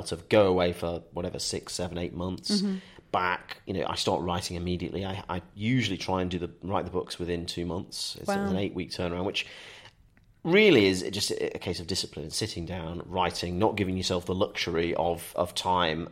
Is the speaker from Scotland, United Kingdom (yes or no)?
no; Staffordshire Moorlands, West Midlands, United Kingdom; moved away; I'm originally from Staffordshire Moorlands, so I'm on the edge of the Peak District